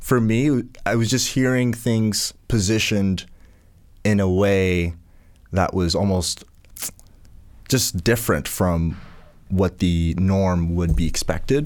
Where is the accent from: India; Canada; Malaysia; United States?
Canada; Port Hawkesbury, Nova Scotia; also born or lived in Ghana; Port Hawkesbury is where, where we landed and grew up